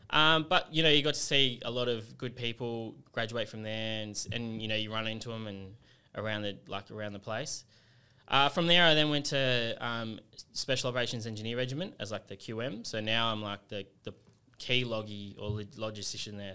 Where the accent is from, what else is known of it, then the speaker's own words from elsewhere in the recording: Sydney, New South Wales, Australia; also born or lived in England; now in Canberra, Australia; I, I, uh, grew up in Western Sydney